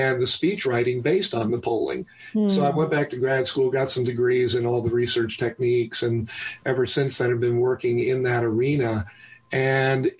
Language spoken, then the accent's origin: English; New York City, New York, United States; I was born in New York City